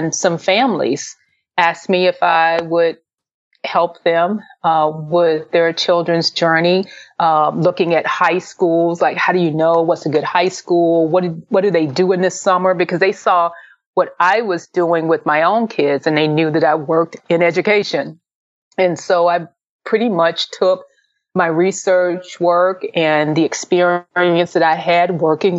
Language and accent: English; Memphis, Tennessee, United States; also born or lived in San Francisco Bay Area, California; now in Dayton, United States; I'm originally from Memphis, Tennessee